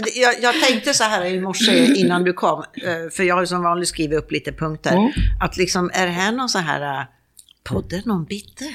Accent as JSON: {"language": "Swedish", "country": "Sweden", "moved": "as an adult", "said": "min dotter hemma i Sverige"}